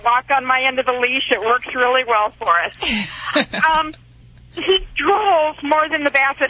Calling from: Roanoke, Virginia, United States; I'm calling from Roanoke, Virginia.

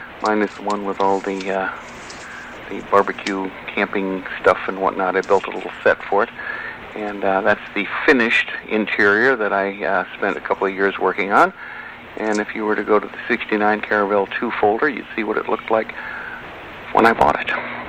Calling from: Santa Monica, California, United States; I'm calling you from Santa Monica, California.

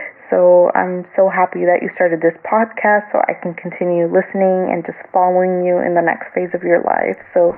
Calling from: Okinawa, Japan; I am calling you from Okinawa, Japan. I recently moved here

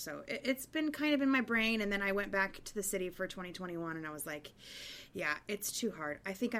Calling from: Evanston, Illinois, United States; I'm actually in my parents' house in Evanston, Illinois, outside of Chicago

